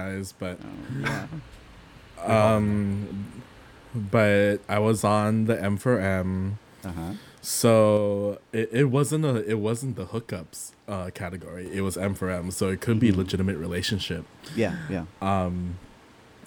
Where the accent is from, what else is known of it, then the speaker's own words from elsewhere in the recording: Waipahu, Hawaii, United States; I'm from Waipahu